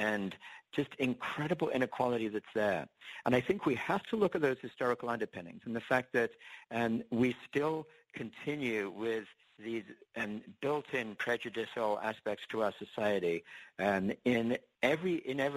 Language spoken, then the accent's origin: English; England, United Kingdom; now in United States; I actually was born and raised in England. And when I came to the States